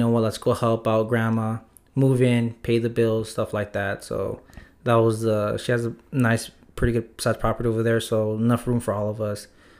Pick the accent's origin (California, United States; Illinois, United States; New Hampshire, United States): California, United States; Los Angeles; also born or lived in Highland Park, Los Angeles; I was actually born in LA, specifically Sylmar area. So I'm from the Valley, the San Fernando Valley. So I grew up for the first half of my life in Sylmar. And then the second half, we moved in with my grandma in Highland Park. So I kind of claim both of those.